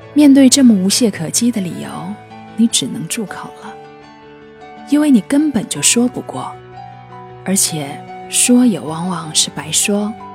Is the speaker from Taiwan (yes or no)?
no; China; 捉弄孩子是我们中国人一个有着悠久传统